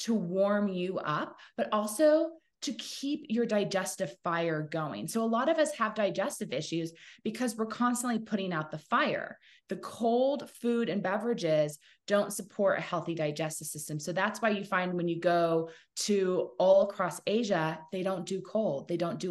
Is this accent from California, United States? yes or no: yes; Laguna Beach, California, United States; also born or lived in San Diego, California; I grew up in two places. So I was born in San Diego, and we lived on an avocado farm until I was 7. And then we moved to Laguna Beach, California, which is my mom's hometown.